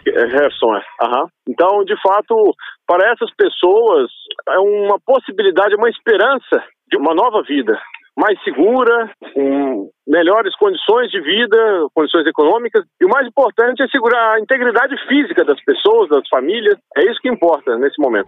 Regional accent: Brazil; Nascido no Brasil, mas de mãe russa, cultura russa

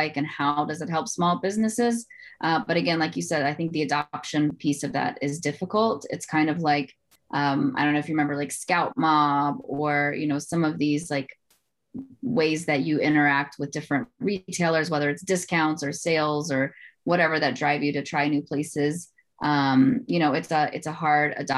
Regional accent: South Carolina, United States; moved away; also born or lived in Atlanta; my home state, South Carolina

